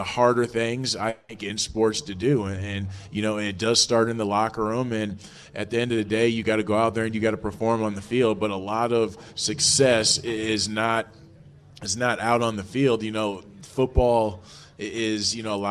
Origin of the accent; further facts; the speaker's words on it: Minneapolis, Minnesota, United States; I grew up in the Minneapolis-St. Paul area